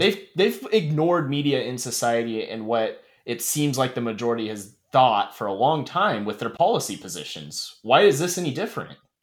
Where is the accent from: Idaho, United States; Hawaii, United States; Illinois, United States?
Idaho, United States; Dalton Gardens; moved away; my hometown, I always tell people I'm from Coeur d'Alene, which I pretty much am, but there's this little suburb in its own city named Dalton Gardens that I'm really from